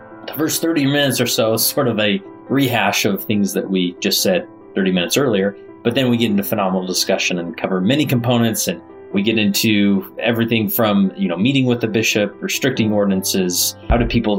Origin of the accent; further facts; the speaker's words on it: West Valley City, Utah, United States; Now, me personally, I live in Stansbury Park, Utah, which is in Tooele County. I grew up in West Valley City